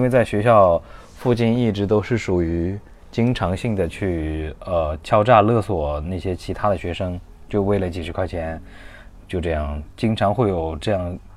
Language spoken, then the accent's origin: Chinese; Hunan, China; moved away; 因为我们湖南那边的话特别严，包， 像高中啊、初中， 初中松一点儿，高中我们那边是封闭式教育